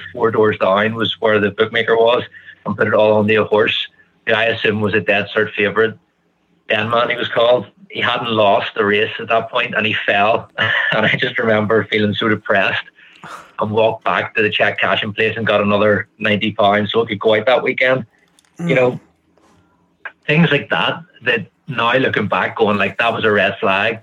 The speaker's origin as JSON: {"language": "English", "area": "just outside Belfast", "region": "Northern Ireland", "country": "United Kingdom", "said": "I'm from Ireland, just outside Belfast"}